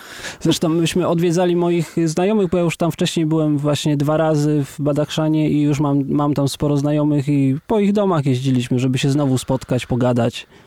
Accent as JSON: {"language": "Polish", "town": "Kraków", "region": "Lesser Poland", "country": "Poland", "said": "ja jestem Polakiem z Krakowa"}